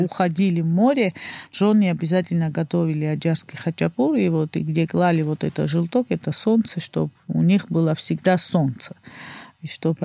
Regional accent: Batumi, Adjara, Georgia; А я родился в Батуми. Туристический город.

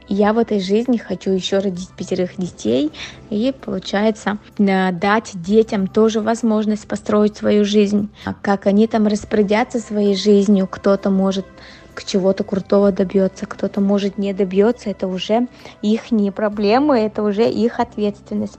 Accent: Yakutsk, Sakha Republic, Russia; moved away as an adult; now in Moscow, Russia; я же совсем недавно уехала из Якутска, всего лишь 4 года назад

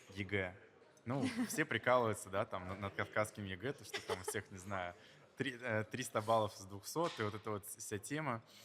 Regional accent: Makhachkala, Dagestan, Russia; moved away as an adult; now in Moscow, Russia; я из Махачкалы

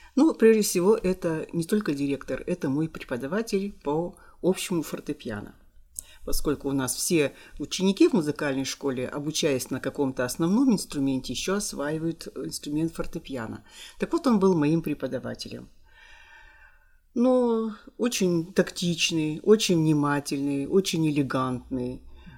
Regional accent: Kirovo-Chepetsk, Kirov Oblast, Russia; also born or lived in Balezino, Udmurtia; я родилась в Удмуртии, поселок Болезино, и меня сюда привезли маленькой

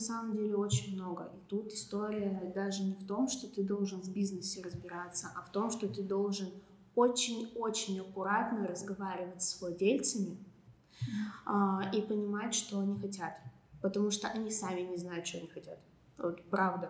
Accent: Serov, Sverdlovsk Oblast, Russia; moved away; я уехала в родной город на каникулы в Серов

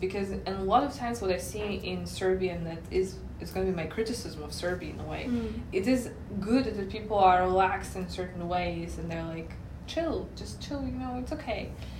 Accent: Moscow, Russia; English is a second language; moved away; also born or lived in United States; I grew up in Moscow and then I lived in the US, and US is worse.

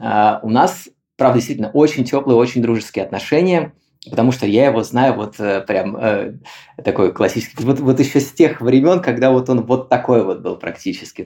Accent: Kaliningrad, Kaliningrad Oblast, Russia; moved away as an adult; also born or lived in Bali; сам я из Калининграда, и родился в Калининграде

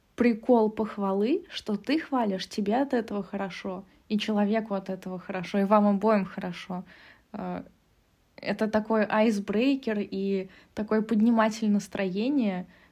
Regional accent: Russia; now in Germany; я так как росла, воспитывалась в России

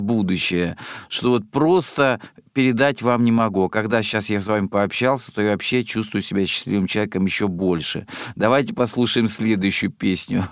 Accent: Rostov Oblast, Russia; moved away; я родом из Ростовской области.

